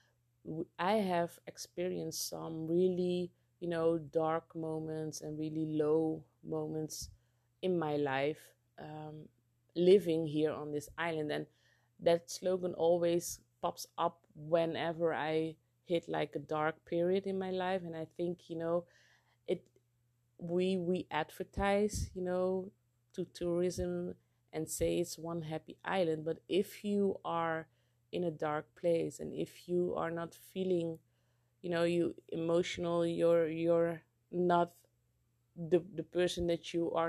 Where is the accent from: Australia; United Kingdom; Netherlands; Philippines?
Netherlands; moved away as an adult; now in Curaçao; growing up in Holland